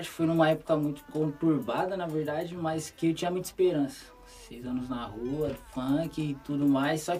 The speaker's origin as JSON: {"language": "Portuguese", "town": "Osasco", "region": "São Paulo", "country": "Brazil", "said": "lá de Osasco, 011"}